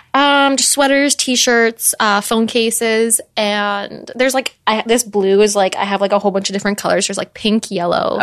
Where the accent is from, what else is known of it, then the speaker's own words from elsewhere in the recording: Canada; I'm Canadian